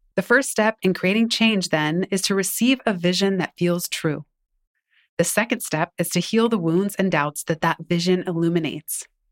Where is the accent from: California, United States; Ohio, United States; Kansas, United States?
California, United States; San Francisco; my hometown, blocks away from the first apartment we lived in after I was born